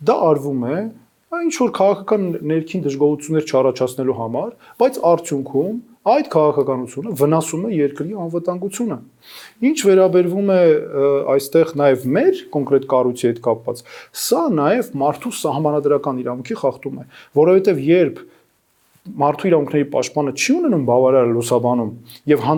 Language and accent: Armenian; Yerevan, Armenia; also born or lived in Ukraine / United States; ես ծնվել եմ, ապրել եմ Երևանում, միջնակարգ կրթության մի մասը ստացել եմ Երևանում, մյուս մասը Ուկրաինայում եւ հաճախել եմ ուկրաինական ուսուցման դպրոց։